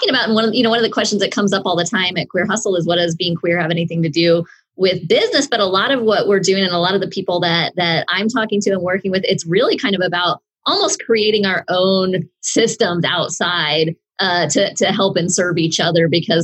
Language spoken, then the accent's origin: English; Oklahoma, United States; I'm from Oklahoma.